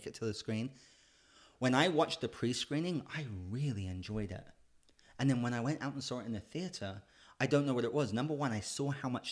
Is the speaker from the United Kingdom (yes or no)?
yes; United Kingdom; I'm British